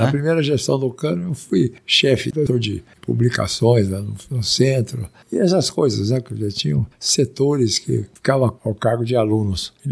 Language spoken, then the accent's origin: Portuguese; Minas Gerais, Brazil; É, porque eu sou mineiro, né?